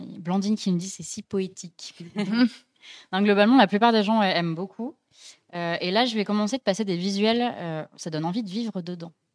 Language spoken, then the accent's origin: French; Dijon, Bourgogne-Franche-Comté, France; moved away; je viens de Dijon, mes parents habitent là-bas